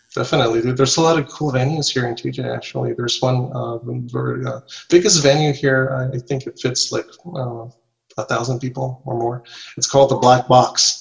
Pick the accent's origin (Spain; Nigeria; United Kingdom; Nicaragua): Nicaragua; English is a second language; moved away as an adult; also born or lived in Costa Rica; now in Mexico; I'm from Central America. I was born in, in Nicaragua. In, nice. Well, in Costa Rica actually, but raised in Nicaragua.